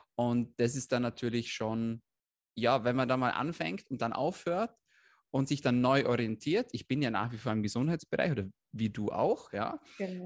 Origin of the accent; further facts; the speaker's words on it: Austria; bei uns in Österreich